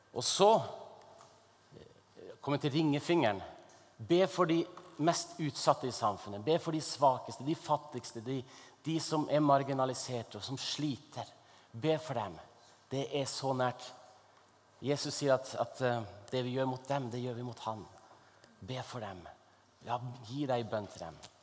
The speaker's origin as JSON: {"language": "Norwegian", "region": "Northern Norway", "country": "Norway", "said": "i Nord-Norge, der jeg kommer fra"}